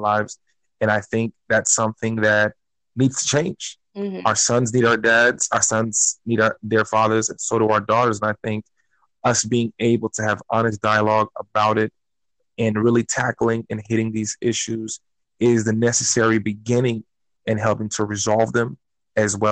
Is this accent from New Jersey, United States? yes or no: yes; Newark, New Jersey, United States; also born or lived in Florida; now in South Florida, United States; I'm originally from Newark, New Jersey, moved to Florida in the early 90s, where I went to school